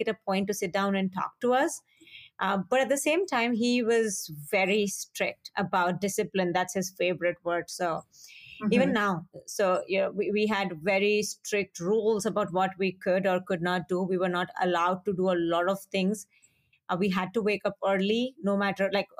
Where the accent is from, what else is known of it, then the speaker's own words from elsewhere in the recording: Hyderabad, Telangana, India; moved away as an adult; also born or lived in Punjab, India; now in Minnesota, United States; I grew up in Hyderabad, which at that time did not seem like a small town